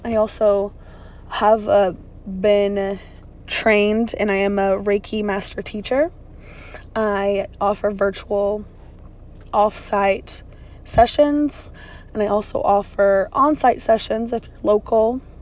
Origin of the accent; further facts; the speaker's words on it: Virginia, United States; born and raised in Virginia. I've lived here most of my life.